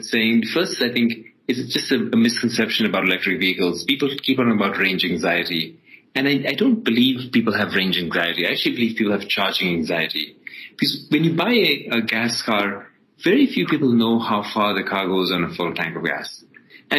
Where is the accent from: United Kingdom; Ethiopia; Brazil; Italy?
Ethiopia; also born or lived in Dubai, United Arab Emirates; now in United States; I was born in Ethiopia and then actually finished my high school in Dubai and then came over to the US to study.